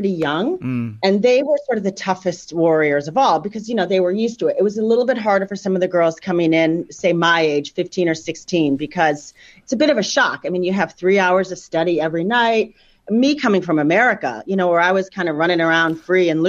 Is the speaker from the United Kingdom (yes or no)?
no; Ohio, United States; I was raised in the States, obviously, in Ohio